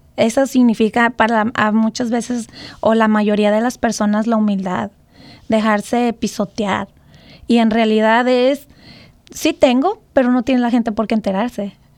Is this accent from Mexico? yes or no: yes; Mexico; now in United States; nuestro México